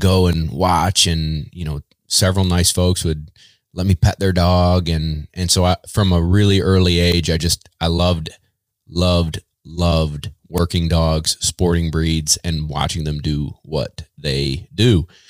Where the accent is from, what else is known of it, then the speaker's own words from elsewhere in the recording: Baldwinsville, New York, United States; I'm from Central New York. Uh, grew up in a town called Baldwinsville